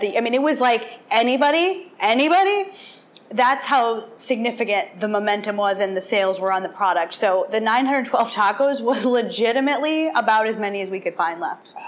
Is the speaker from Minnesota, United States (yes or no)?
no; Wisconsin, United States; I did grow up in Wisconsin